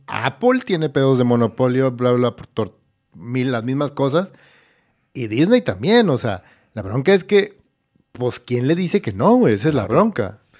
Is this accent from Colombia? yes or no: no; Ciudad Obregón, Sonora, Mexico; Yo soy de Ciudad Obregón